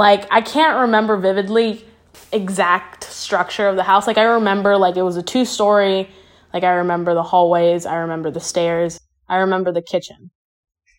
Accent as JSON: {"language": "English", "region": "Kentucky", "country": "United States", "tie": "born or raised there", "also_born_or_lived": "Anaheim, California", "said": "I was born in Anaheim and shortly after moved to Kentucky"}